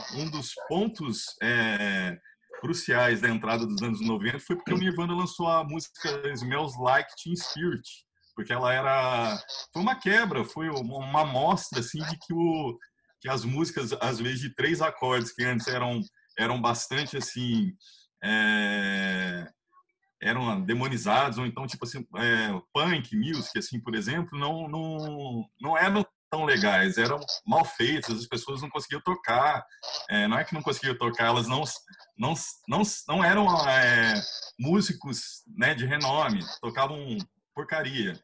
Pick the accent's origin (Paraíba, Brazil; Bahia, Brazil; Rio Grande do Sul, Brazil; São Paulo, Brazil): São Paulo, Brazil; Cruzeiro; now in Itatiaia, Brazil; eu sou de Cruzeiro. Hoje eu moro em Tatiaia